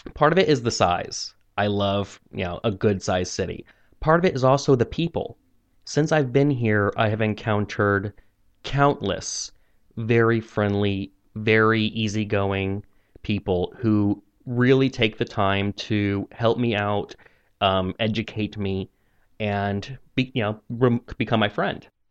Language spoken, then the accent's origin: English; Missouri, United States; moved away as an adult; now in China; I'm from Missouri in the United States, which is central United States